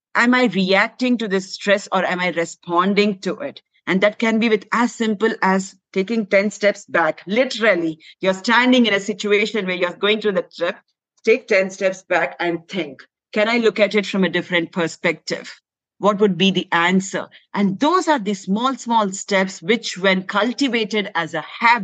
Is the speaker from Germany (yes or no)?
no; India; moved away; Though I was raised in India, my parents were working.